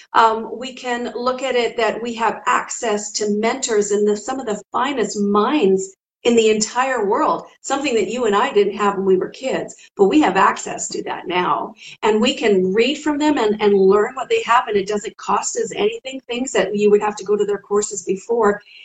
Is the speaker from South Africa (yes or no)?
no; Canada; I'm from Canada